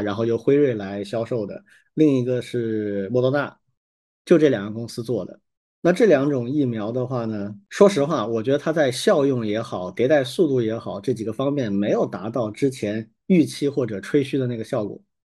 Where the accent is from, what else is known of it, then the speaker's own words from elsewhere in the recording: China; 我们作为中国人